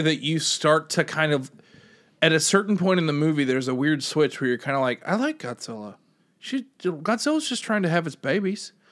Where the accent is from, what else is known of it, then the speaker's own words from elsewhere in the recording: United States; as an American